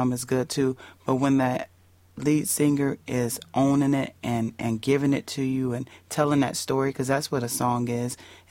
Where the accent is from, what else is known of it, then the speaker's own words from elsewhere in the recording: Indiana, United States; moved away; Indiana because that's where my hometown